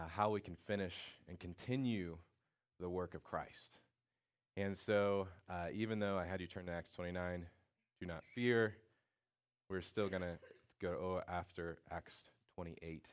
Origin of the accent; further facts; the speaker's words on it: Indiana, United States; I'm from Indiana